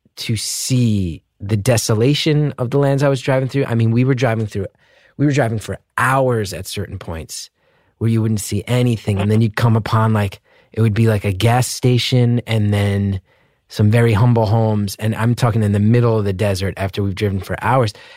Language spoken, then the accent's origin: English; New Jersey, United States; I grew up in the Northeast